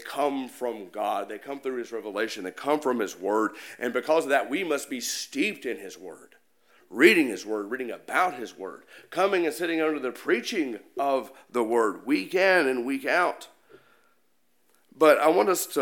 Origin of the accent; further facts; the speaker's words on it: Jackson, Mississippi, United States; My hometown is Jackson, Mississippi.